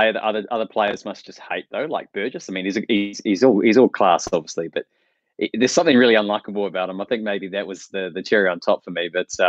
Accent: New Zealand; Hi guys, I'm from New Zealand. I only get New Zealand TV

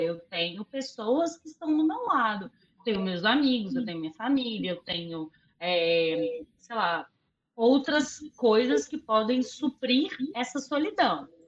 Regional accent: Açucena, Minas Gerais, Brazil; moved away; minha cidade natal, que é a Sucena

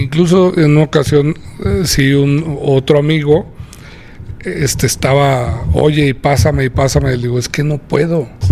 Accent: Aguascalientes, Mexico; Es mi tierra

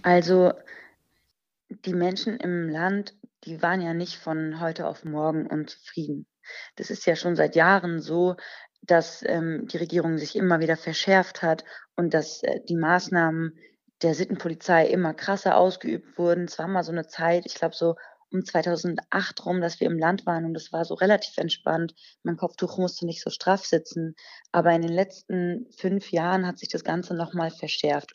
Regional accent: Germany; ich bin hier in Deutschland geboren und ähm, bis zu meinem siebten Lebensjahr, glaube ich, habe ich fließend Persisch gesprochen. Mittlerweile ist es nicht mehr ganz so fließend, aber schon immer noch ganz gut

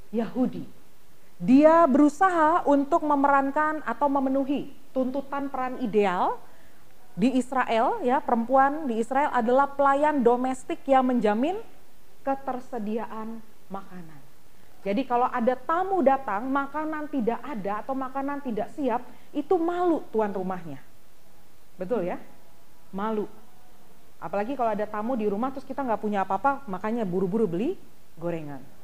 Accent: East Nusa Tenggara, Indonesia; Ya kalau tradisi orang Timor, kebetulan saya orang Timor, itu harus menyiapkan minuman terlebih dahulu

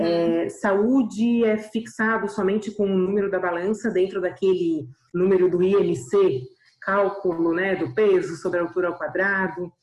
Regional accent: Florianópolis, Santa Catarina, Brazil; eu sou aqui de Florianópolis

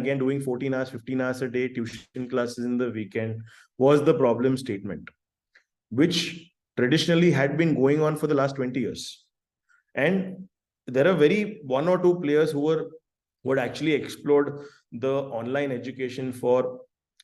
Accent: Ahmedabad, Gujarat, India; moved away as an adult; now in Hyderabad, India; I've born and brought up in Ahmedabad and been there for almost 25 years of my life

